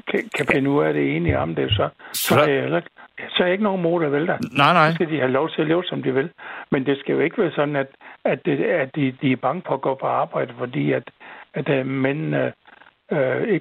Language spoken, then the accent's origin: Danish; Southern Denmark, Denmark; lå, den lå ikke så langt fra Nyborg.